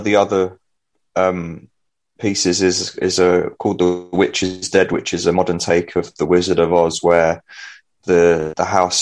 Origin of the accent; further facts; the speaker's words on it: London, United Kingdom; my hometown of East Finchley in North London